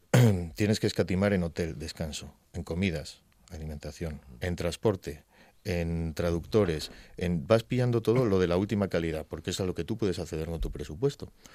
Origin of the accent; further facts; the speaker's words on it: Gijón, Asturias, Spain; also born or lived in Zaragoza; nacido en Zaragoza y asturiano de toda la vida. Eh, mis padres me trajeron aquí cuando tenía seis meses